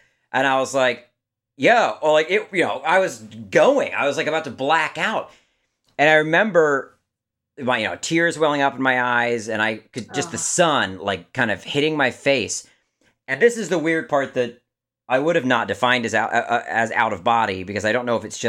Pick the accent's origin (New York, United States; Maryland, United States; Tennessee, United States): Maryland, United States; moved away; I'm from Maryland originally